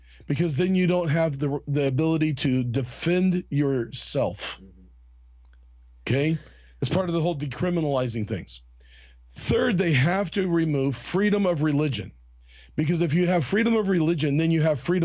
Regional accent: United States; As an American

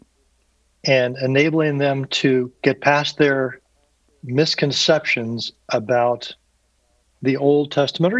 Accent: Indianapolis, Indiana, United States; I grew up on the east side of Indianapolis

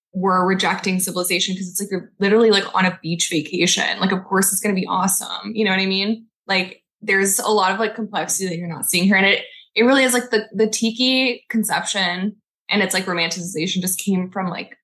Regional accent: Corpus Christi, Texas, United States; also born or lived in Mexico; I grew up in Corpus Christi, which is like a beach town

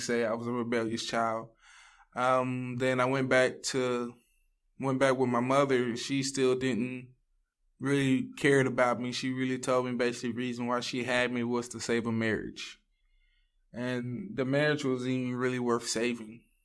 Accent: Ville Platte, Louisiana, United States; moved away as an adult; now in Texas, United States; I'm from Ville Platte, Louisiana. I grew up there

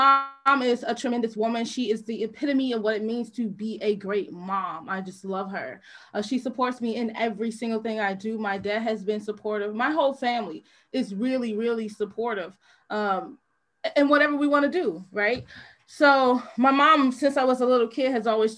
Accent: East St. Louis, Illinois, United States; moved away as an adult; also born or lived in China / Jefferson City, Missouri / Columbia, Missouri; I am from East St. Louis

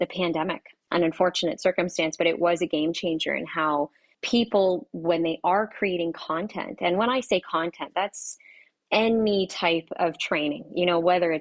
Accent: Canada; I'm from, well, you'll probably hear the A's come out, but I am from Canada

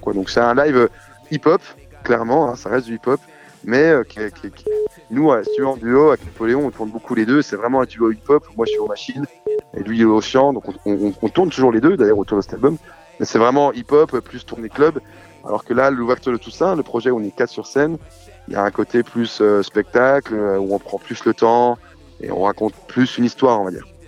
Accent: Besançon, Bourgogne-Franche-Comté, France; à Besançon, chez moi, Besançon en Franche-Comté

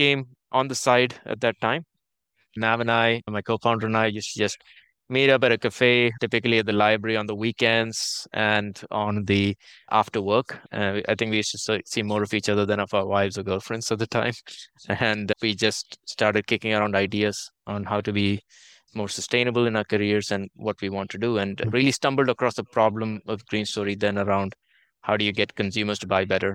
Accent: India; moved away as an adult; also born or lived in Toronto, Canada; now in Netherlands; I grew up in India, and very typically, I did engineering in India and computer science

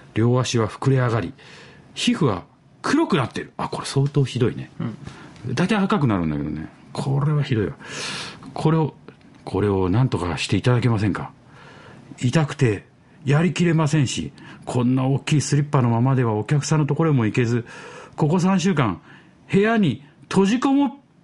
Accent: Kawasaki, Kanagawa, Japan; moved away; 子供の頃っていうか、川崎に住んでましたから

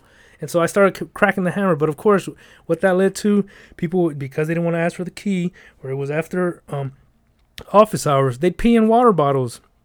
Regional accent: Los Angeles, California, United States; I'm from the South Central

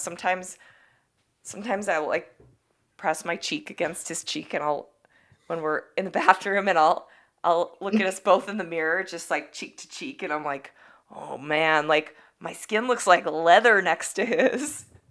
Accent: New York City, New York, United States; I grew up in New York City

